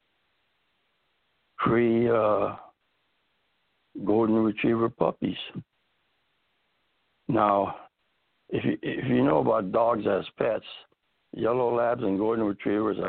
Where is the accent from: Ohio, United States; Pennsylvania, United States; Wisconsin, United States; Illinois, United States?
Illinois, United States; Chicago; moved away as an adult; also born or lived in Iowa / North Carolina; now in Central California, United States; I grew up and was raised in Chicago